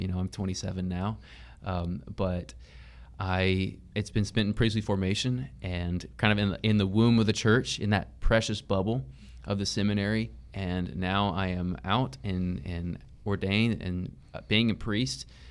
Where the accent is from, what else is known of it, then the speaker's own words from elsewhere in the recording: Tyler, Texas, United States; I grew up in the Tyler area and I grew up in East Texas